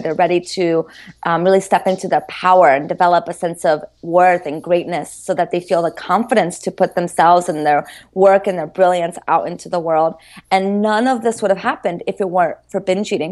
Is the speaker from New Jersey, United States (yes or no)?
no; Maryland, United States; moved away as an adult; also born or lived in Brazil / Boston; I was growing up in Maryland.